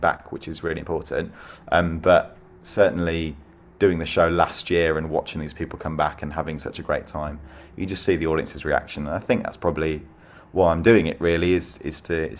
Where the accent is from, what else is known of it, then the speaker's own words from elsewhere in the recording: Solihull, West Midlands, United Kingdom; I grew up in Solihull in the West Midlands